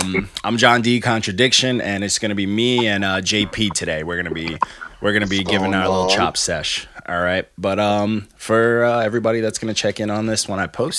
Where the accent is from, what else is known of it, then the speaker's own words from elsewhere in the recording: Elmont, New York, United States; we're all from Elmont.